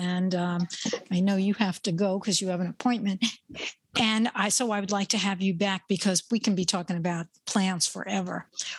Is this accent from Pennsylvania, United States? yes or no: no; New York, United States; Everybody knows I'm from New York